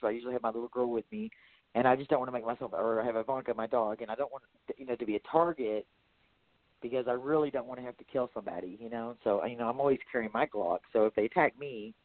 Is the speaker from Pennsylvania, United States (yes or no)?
no; Texas, United States; I'm from Texas